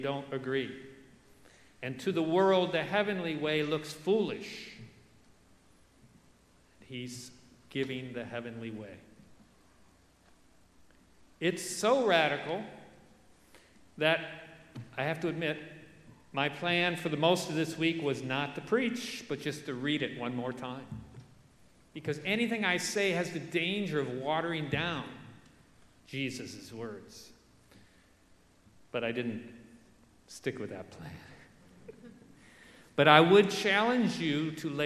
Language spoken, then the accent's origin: English; Detroit, Michigan, United States; I grew up in Detroit